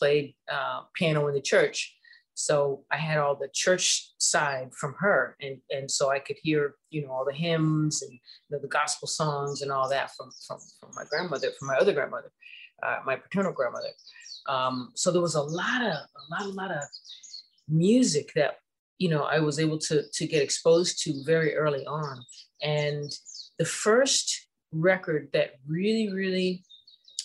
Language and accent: English; Ohio, United States; I'm from Ohio